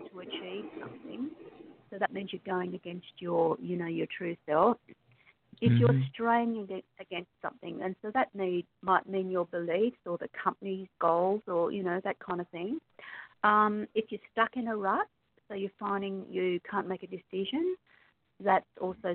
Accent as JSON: {"language": "English", "country": "Australia", "said": "I'm obviously from Australia because I have a funny accent."}